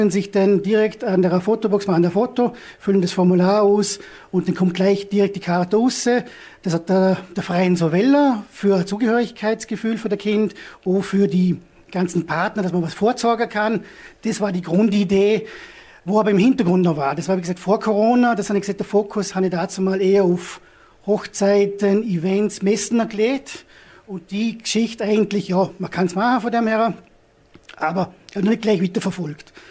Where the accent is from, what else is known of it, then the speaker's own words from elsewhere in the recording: Hohenems, Vorarlberg, Austria; ich komme aus Honems